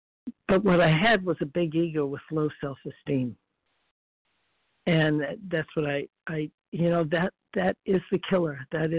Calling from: Florida, United States

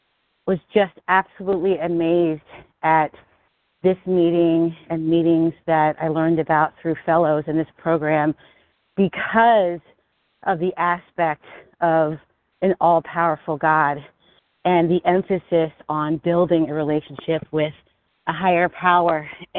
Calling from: Philadelphia, Pennsylvania, United States; I'm calling from Pennsylvania, Philadelphia, Pennsylvania.

